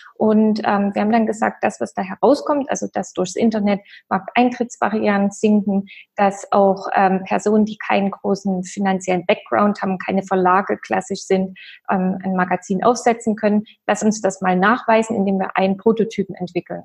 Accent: East Germany, Germany; ich komme ja aus dem Osten

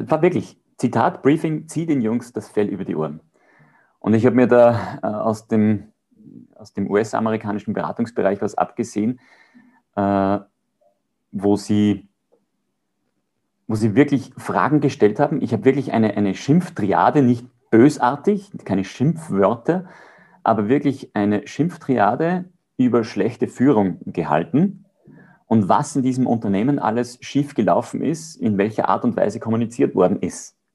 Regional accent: Austria; ich würde gern beides sagen, ja, weil als Österreicher ist prädestiniert Berge

